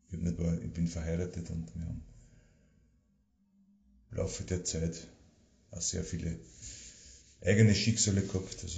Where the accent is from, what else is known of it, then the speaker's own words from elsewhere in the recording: Karlstein an der Thaya, Lower Austria, Austria; ich bin aufgewachsen im Waldviertel bei Karlstein und der Theier, da alte Schule gegangen.